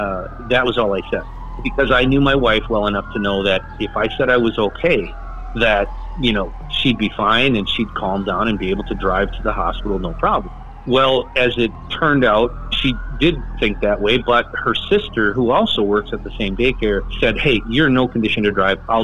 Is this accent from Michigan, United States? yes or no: no; Cadott, Wisconsin, United States; carpooling with a guy and another girl that were in my class, and they both were from Stanley, and I was from Cadott.